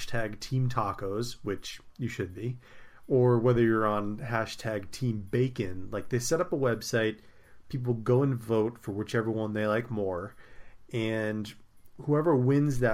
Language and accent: English; Fresno, California, United States; I'm biased from my hometown